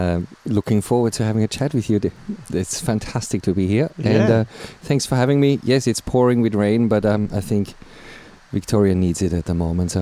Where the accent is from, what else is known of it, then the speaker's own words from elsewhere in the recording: Graz, Styria, Austria; first language German; English is a second language; moved away as an adult; also born or lived in Copenhagen, Denmark; now in Australia; I was born and bred in Austria, in Europe.